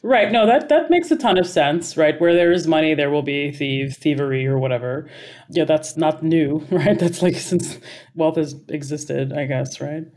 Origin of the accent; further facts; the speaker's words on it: Dubai, United Arab Emirates; moved away; I grew up in Dubai